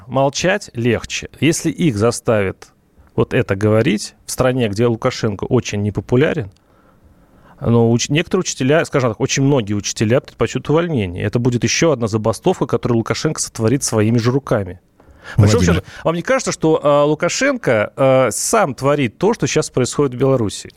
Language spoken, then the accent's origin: Russian; Russia; я вернулся из Белоруссии домой, в Россию